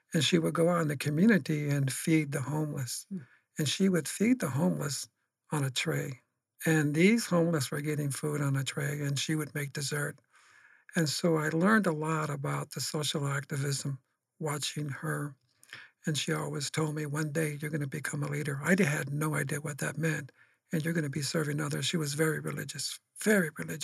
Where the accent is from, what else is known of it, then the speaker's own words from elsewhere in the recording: Phoenix, Arizona, United States; I was born and raised in Phoenix, Arizona